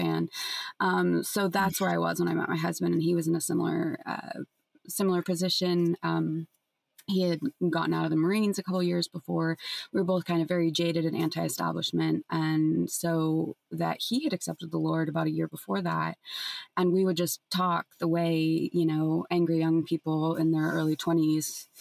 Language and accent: English; San Francisco, California, United States; growing up in San Francisco in the 90s and the early aughts and teens